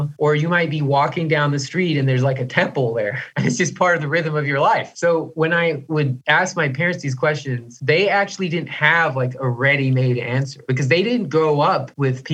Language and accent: English; United States; I feel like I'm an American person